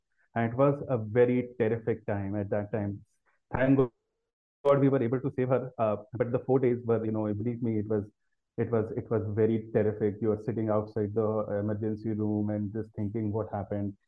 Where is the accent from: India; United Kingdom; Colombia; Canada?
India; Delhi; also born or lived in United States; I've been born and brought up in Delhi